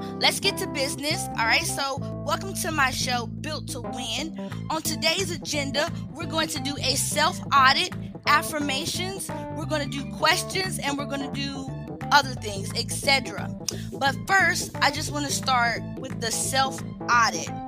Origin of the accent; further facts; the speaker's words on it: Charlotte, North Carolina, United States; I was born in Charlotte, North Carolina